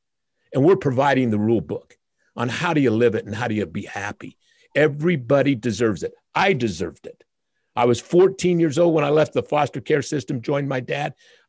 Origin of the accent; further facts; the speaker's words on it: Utah, United States; I was raised in the Utah foster care system from 1 to 14. I'm the son of a migrant worker from Oaxaca, Mexico, who came here to pick fruit in Spanish Fork, Utah. My mother was a white Mormon 16-year-old